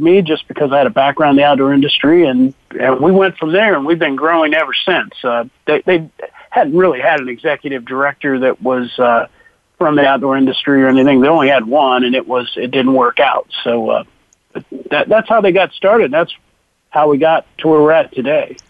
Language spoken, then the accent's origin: English; Ohio, United States; also born or lived in Wyoming; born and raised in Ohio, spent a couple years in Wyoming, but uh, work out of my home here in southern Ohio.